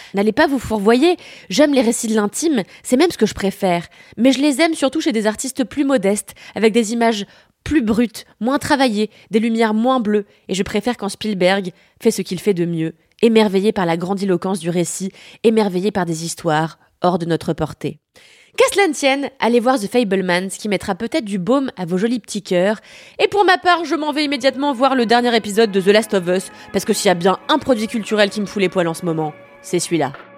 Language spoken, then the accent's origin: French; France; also born or lived in Paris